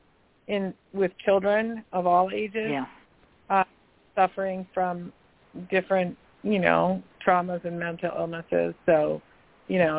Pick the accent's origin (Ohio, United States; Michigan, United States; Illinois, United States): Illinois, United States; Chicago; also born or lived in Downers Grove, Illinois; now in Massachusetts, United States; I grew up partly in Chicago.